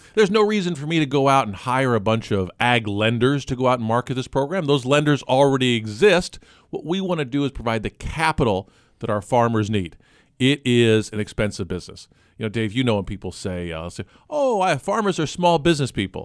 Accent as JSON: {"language": "English", "town": "Gifford", "region": "Illinois", "country": "United States", "tie": "born or raised there", "said": "I grew up in Gifford, Illinois"}